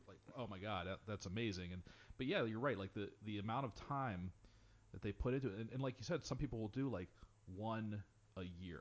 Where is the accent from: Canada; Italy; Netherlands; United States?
United States; Pittsburgh, Pennsylvania; growing up in Pittsburgh